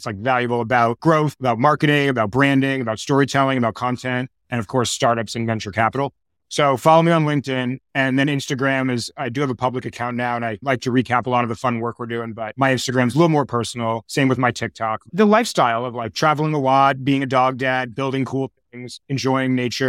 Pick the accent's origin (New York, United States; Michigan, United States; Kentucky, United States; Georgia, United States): New York, United States; also born or lived in Boulder, Colorado; I grew up in New York. I've been in New York now a total of 21 or something years of my life.